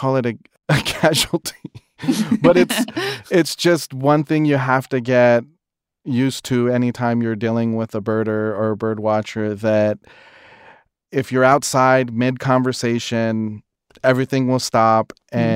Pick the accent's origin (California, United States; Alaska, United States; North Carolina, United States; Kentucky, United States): California, United States; Los Angeles; I'm from Los Angeles, or if you want to be more specific, Highland Parque, a small community in Northeast LA. Growing up here